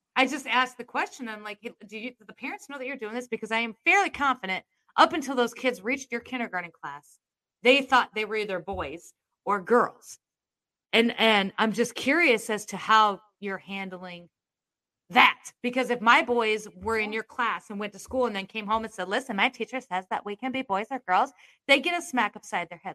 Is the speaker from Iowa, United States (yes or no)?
yes; Iowa, United States; I'm from Iowa